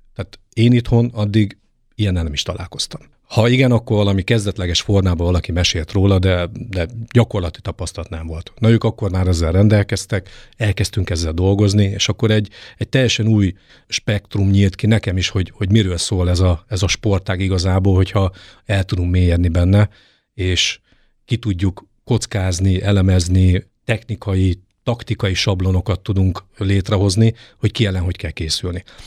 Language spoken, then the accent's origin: Hungarian; Debrecen, Hajdú-Bihar, Hungary; also born or lived in Germany / England; now in Nyíregyháza, Hungary; kilenc éves koromban úgy gondolta a nagypapa, hogy az unokatestvéremet és engem levisz a vívóterembe Fülöp Gyuszi bácsihoz, ez Debrecenben volt